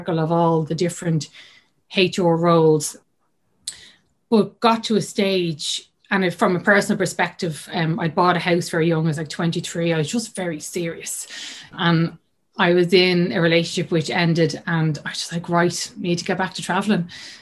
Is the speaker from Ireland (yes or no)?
yes; Dublin, Leinster, Ireland; I'm from Dublin. Grew up in the north side of Dublin